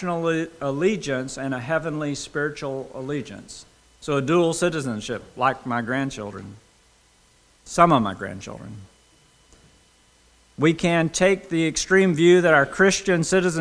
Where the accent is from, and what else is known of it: United States; also born or lived in United Kingdom